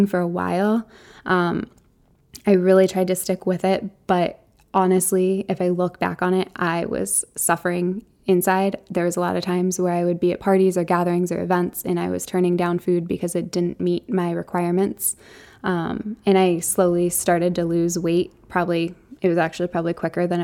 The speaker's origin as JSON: {"language": "English", "region": "Arizona", "country": "United States", "tie": "born or raised there", "said": "growing up in Arizona, both my parents worked full time"}